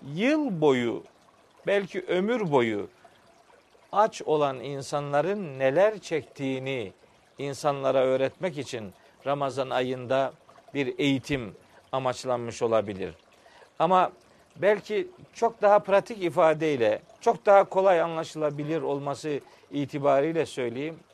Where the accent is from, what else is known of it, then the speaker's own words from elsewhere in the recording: Çaykara, Trabzon, Turkey; moved away as an adult; now in Samsun, Turkey; ben 1965 yılında Trabzon'un Çaykara ilçesinde dünyaya gelmişim